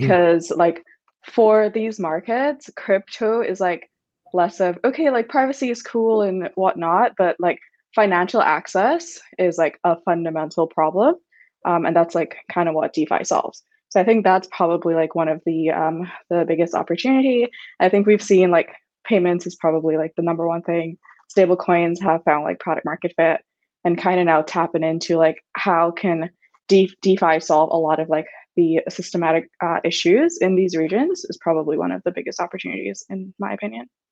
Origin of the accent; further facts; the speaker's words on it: Barbados; I'm from Barbados, like a very emergent region